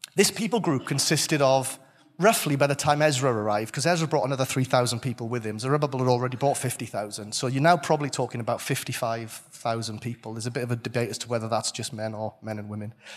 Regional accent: Welsh, Wales, United Kingdom; I'm Welsh

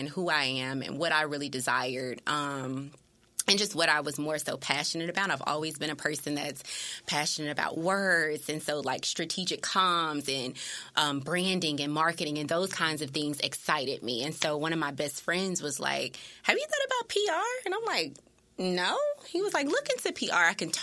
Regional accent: Memphis, Tennessee, United States; also born or lived in Germantown, Tennessee; I graduated from Germantown, though, Germantown High School, but I am originally from East Memphis

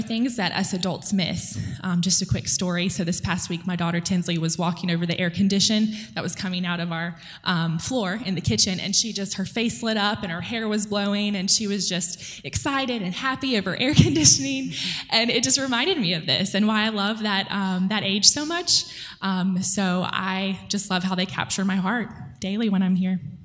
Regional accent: Irmo, South Carolina, United States; I was raised in Irmo, South Carolina, which is close to Columbia

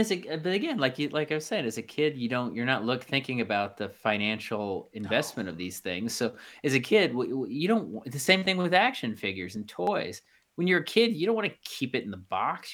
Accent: Midwest, United States; growing up in the Midwest

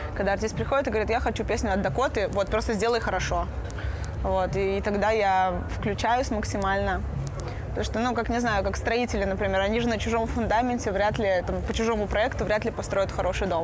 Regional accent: Belarus; я белоруска

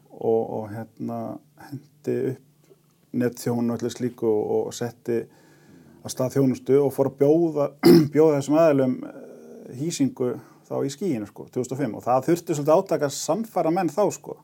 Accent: Fljótshlíð, Southern Region, Iceland; ég á rættimina reykja austur í Fljóslíð og okay. var þar unga aldrei og sem er mm. einhverju nánast núlingur. Þannig ég er uppalinn sveit

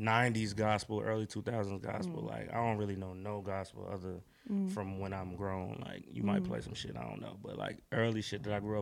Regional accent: Durham, North Carolina, United States; I'm from North Carolina, Durham, to be exact.

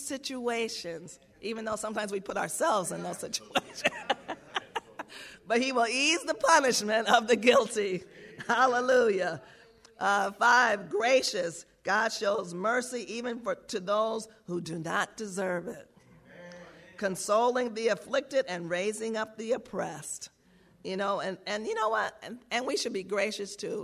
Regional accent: New York, United States; I grew up around Jewish people in New York

